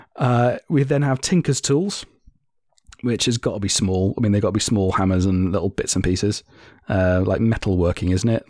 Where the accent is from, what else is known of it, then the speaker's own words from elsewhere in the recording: Germany; moved away; I grew up in Germany